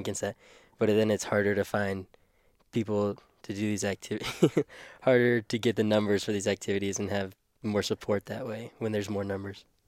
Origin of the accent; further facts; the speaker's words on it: Oklahoma, United States; now in Crofton, United States; I grew up in Oklahoma